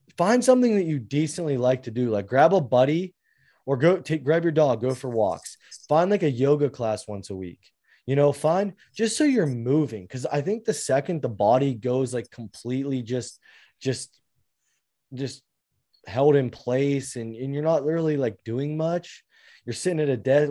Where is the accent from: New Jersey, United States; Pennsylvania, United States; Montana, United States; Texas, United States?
Pennsylvania, United States; Pittsburgh; I'm from Pittsburgh